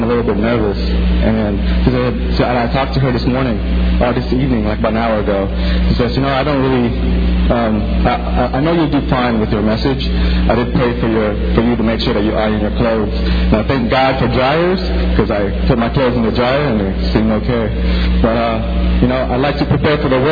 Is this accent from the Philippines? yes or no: yes; Philippines; moved away; when I was growing up in the Philippines